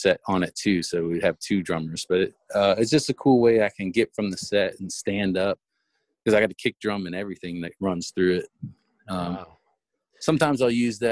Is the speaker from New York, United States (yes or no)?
no; Miami, Florida, United States; moved away as an adult; I was born and raised in Miami